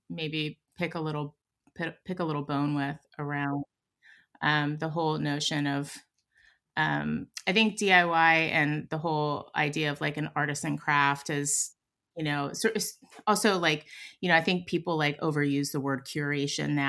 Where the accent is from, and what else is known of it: Pittsburgh, Pennsylvania, United States